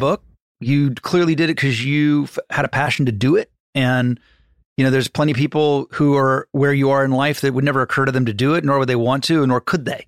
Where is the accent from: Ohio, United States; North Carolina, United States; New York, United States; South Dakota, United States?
Ohio, United States; I'm from Ohio